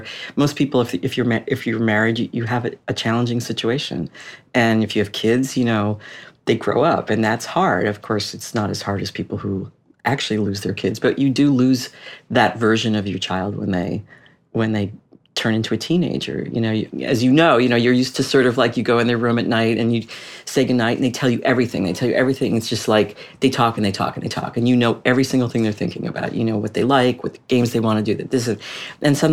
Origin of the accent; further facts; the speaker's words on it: Boston, Massachusetts, United States; moved away as an adult; also born or lived in Washington, D.C.; I'm from Boston. We ended up buying a house accidentally, like a mile from my parents, which I never wanted to move home.